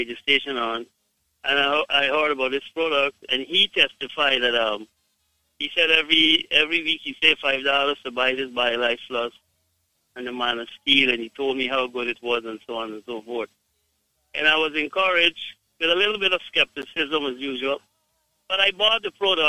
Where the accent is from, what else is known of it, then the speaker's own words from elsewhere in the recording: Guyana; I am from Guyana